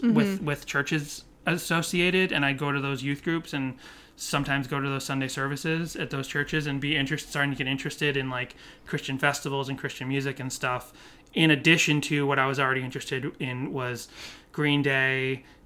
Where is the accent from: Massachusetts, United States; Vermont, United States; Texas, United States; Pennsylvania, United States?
Massachusetts, United States; Boston; My parents used to take us to a Baptist church, but we grew up in Boston